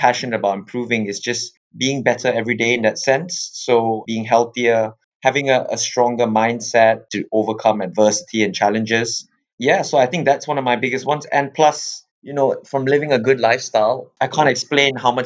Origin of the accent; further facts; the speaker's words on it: Malaysia; moved away as an adult; now in England; I'm originally from Malaysia, and I came over to England back in 2011.